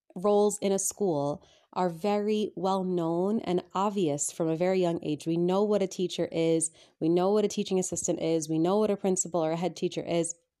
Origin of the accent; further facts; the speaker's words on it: United States; moved away as an adult; now in England, United Kingdom; growing up in America